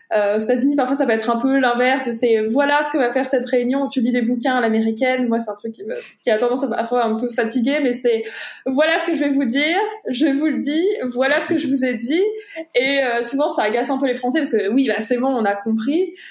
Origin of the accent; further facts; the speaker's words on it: France; moved away; also born or lived in United States; en tant que Français